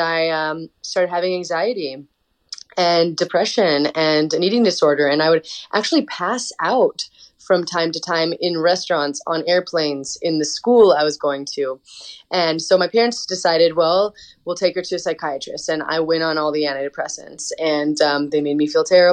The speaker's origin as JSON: {"language": "English", "region": "Montana", "country": "United States", "tie": "born or raised there", "said": "I grew up in Montana in a really small town"}